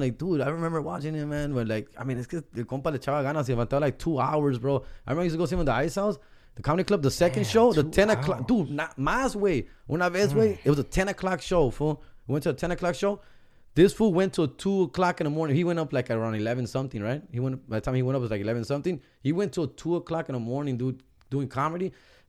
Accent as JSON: {"language": "English", "town": "Huntington Park", "region": "California", "country": "United States", "accent": "HP accent", "said": "I'm from Huntington Park, and it's a very paisa, old school community, very Latino."}